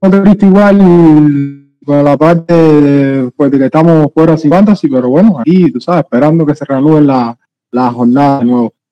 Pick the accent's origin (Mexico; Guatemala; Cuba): Cuba; Jaruco, Mayabeque; Bueno, ah, yo, cubano, en fin, igual que somos todos aquí. Eh, yo soy de Mayabeque, municipio de Jaruco, y trabajo operador en, en el GA, eso en Santa Cruz del Norte